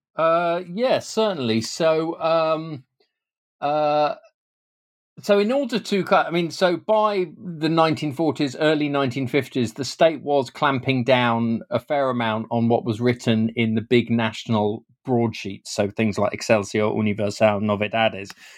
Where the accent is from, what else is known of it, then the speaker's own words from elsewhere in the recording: United Kingdom; as a British Mexicanist